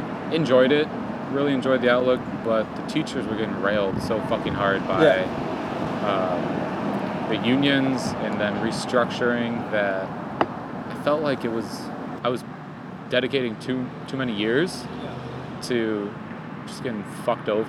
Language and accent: English; southeast Michigan, United States; moved away; born and raised in Michigan, southeast